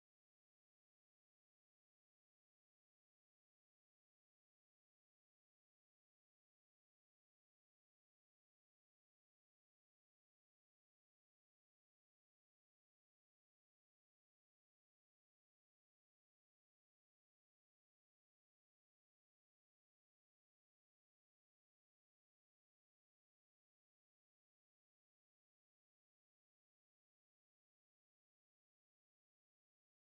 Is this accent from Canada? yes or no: no; Germany; moved away; I grew up in Germany